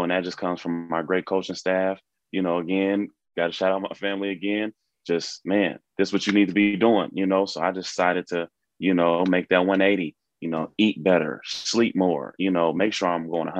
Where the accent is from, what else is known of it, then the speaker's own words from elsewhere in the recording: Seattle, Washington, United States; I'm from Seattle, Washington.